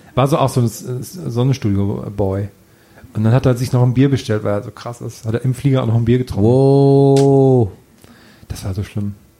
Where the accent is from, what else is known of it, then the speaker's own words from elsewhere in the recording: village near Ohrdruf, Thuringia, Germany; moved away; von einem Nachbarort meines Heimatdorfes